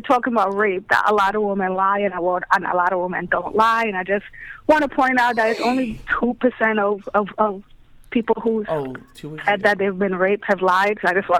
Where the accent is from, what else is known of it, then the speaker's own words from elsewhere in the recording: New York City, New York, United States; accent: British Brooklyn; also born or lived in England; Born in England, grew up in Brooklyn.